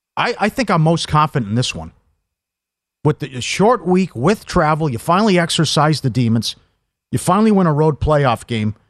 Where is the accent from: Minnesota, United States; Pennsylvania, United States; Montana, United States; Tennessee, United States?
Minnesota, United States; growing up in Minnesota